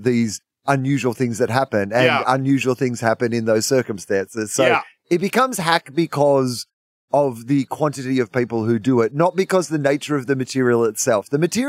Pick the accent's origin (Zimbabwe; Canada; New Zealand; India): New Zealand; I'm Kiwi